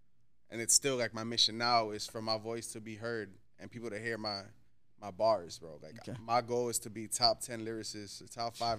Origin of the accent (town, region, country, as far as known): Miami, Florida, United States; born or raised there; also born or lived in New Jersey